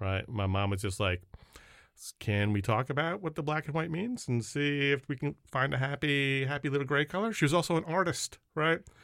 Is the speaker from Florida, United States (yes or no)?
no; Long Island, New York, United States; moved away as an adult; now in Massachusetts, United States; a Jewish kid growing up in Long Island